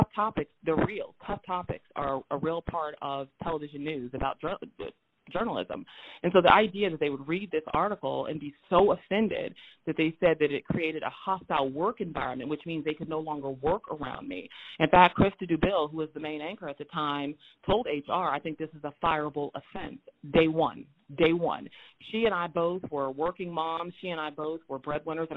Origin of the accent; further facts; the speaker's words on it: Moberly, Missouri, United States; also born or lived in St. Louis, Missouri; I was born in St. Louis, Missouri, but I grew up in Moberly, Missouri, which is a majority white space